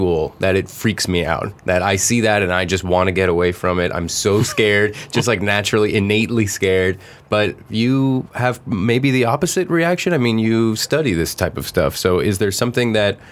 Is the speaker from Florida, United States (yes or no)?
yes; South Florida, United States; I'm from South Florida